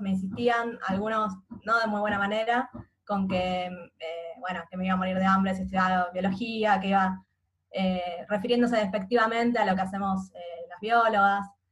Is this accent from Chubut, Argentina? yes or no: no; Buenos Aires, Argentina; Yo nací y siempre viví en Capital Federal